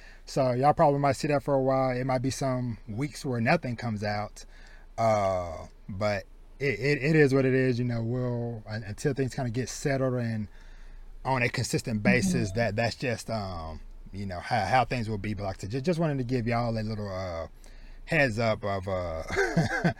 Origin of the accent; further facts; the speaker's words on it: deep southeast Texas, United States; moved away as an adult; now in Dallas-Fort Worth, United States; I was born and raised in deep southeast Texas, so like down maybe like a few hours from Houston